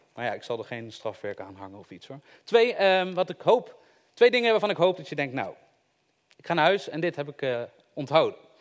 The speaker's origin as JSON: {"language": "Dutch", "town": "Eindhoven", "region": "North Brabant", "country": "Netherlands", "said": "Ik kom uit Eindhoven"}